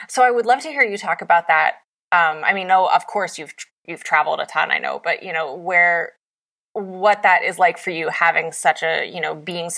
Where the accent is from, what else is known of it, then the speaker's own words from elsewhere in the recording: West Virginia, United States; moved away as an adult; also born or lived in New York; I grew up in West Virginia and I moved to New York